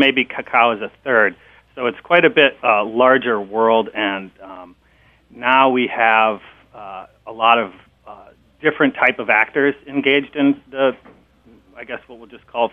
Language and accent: English; Minneapolis, Minnesota, United States; moved away as an adult; also born or lived in Wisconsin / California; I grew up actually in Minneapolis